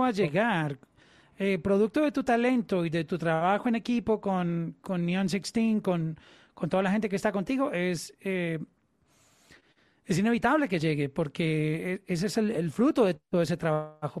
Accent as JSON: {"language": "Spanish", "country": "Colombia", "said": "en Colombia, en mi país"}